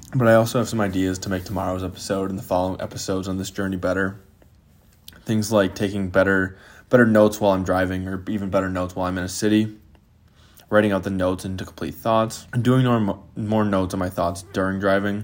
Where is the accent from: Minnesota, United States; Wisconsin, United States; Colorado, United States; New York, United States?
Wisconsin, United States; Green Bay; I'm from Green Bay, Wisconsin